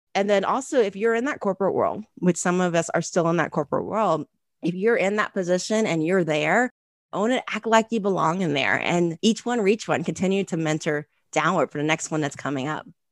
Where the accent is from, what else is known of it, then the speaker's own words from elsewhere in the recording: Ohio, United States; moved away as an adult; also born or lived in Chicago; I was from Ohio